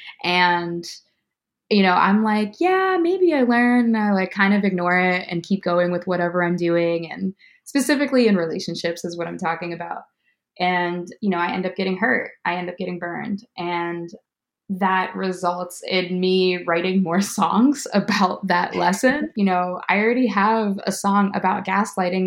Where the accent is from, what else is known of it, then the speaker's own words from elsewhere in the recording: Pittsburgh, Pennsylvania, United States; moved away as an adult; now in Chicago, United States; I'm from Pittsburgh, but I just recently moved to Chicago in August of 2021